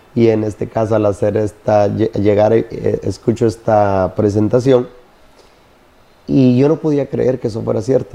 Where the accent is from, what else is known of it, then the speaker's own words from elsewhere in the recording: Honduras; now in United States; nací en Honduras, en el campo.